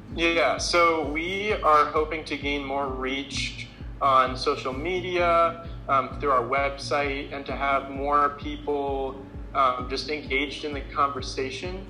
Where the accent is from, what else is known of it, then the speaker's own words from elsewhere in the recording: Lafayette, Colorado, United States; also born or lived in Fort Collins, Colorado; I am from Lafayette, Colorado, which is just about an hour south of uh, where I go to school now